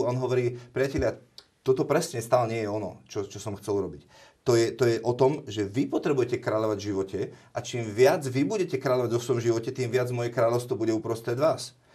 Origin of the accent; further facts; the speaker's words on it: Slovakia; sme Slováci naďalej